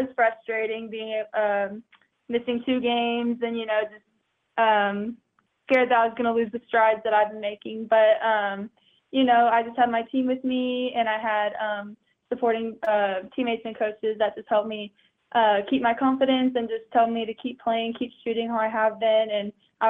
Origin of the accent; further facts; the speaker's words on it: Wichita, Kansas, United States; Well, fun fact, Wichita is where I used to live. I'm actually very from Wichita, very beginning.